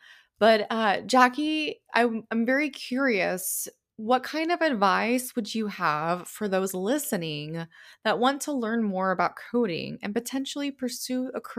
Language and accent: English; Oklahoma City, Oklahoma, United States; with both of us being from Oklahoma, I grew up in Oklahoma City. I have family that actually live in Lawton